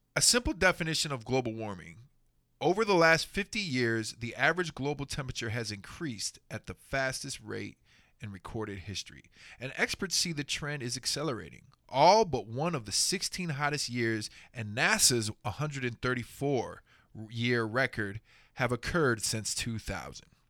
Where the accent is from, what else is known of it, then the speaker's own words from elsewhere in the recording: Houston, Texas, United States; growing up in Houston